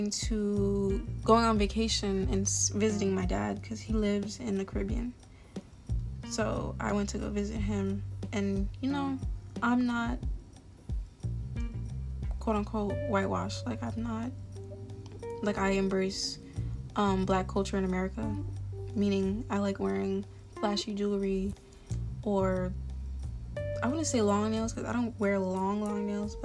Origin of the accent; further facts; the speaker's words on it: Florida, United States; I was raised around African-Americans, especially in Florida.